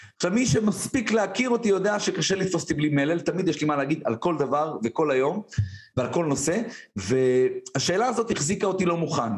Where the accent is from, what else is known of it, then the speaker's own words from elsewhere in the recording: Tiberias, Northern District, Israel; גדלתי בשיכון ד' בטבריה